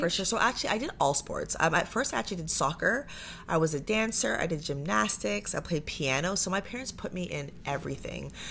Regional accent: Pickering, Ontario, Canada; also born or lived in Toronto; now in Ajax, Canada; I grew up in Pickering, so grew up in oh, Durham

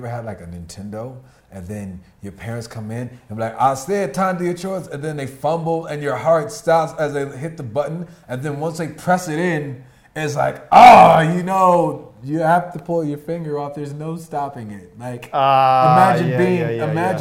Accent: United States; I'm American

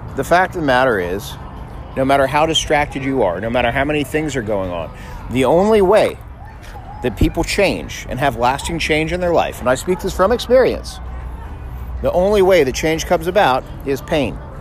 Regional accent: South Florida, United States; I grew up in South Florida

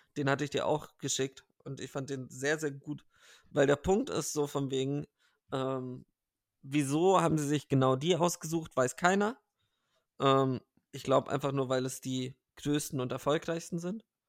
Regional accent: Bavaria, Germany; ich bin ja auch in Bayern aufgewachsen

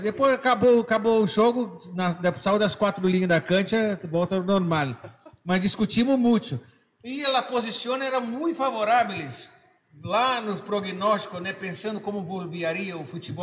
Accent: Argentina; eu sou, argentino

